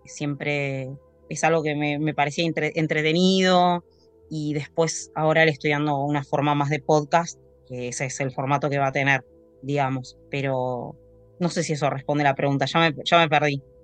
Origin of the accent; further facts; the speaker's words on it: Tandil, Buenos Aires Province, Argentina; yo soy de Tandil, provincia de Buenos Aires